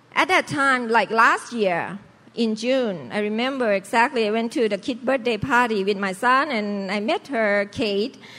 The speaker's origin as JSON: {"language": "English", "region": "Bangkok", "country": "Thailand", "tie": "born or raised there", "moved": "yes", "lives_now": "United States", "said": "normal lifestyle Chinese family in Thailand. So we uh, in the uh, merchant's family, so we sell fruit uh, in Sipraya city in Bangkok. So I grew up, have to work"}